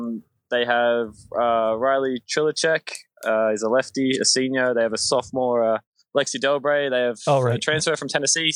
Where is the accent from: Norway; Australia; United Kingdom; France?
Australia; Sydney, New South Wales; moved away as an adult; now in United States; I'm from Sydney